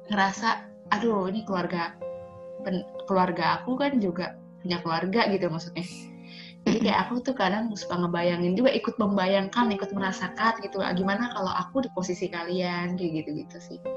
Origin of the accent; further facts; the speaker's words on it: Bali, Indonesia; Waktu aku ke Bali, aku orang Bali kan yang baduy.